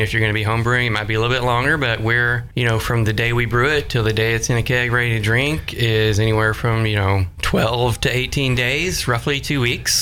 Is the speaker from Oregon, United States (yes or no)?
no; Decatur, Alabama, United States; also born or lived in Cookeville, Tennessee / Greenville, South Carolina; now in Hendersonville, United States; I grew up in North Alabama, in Decatur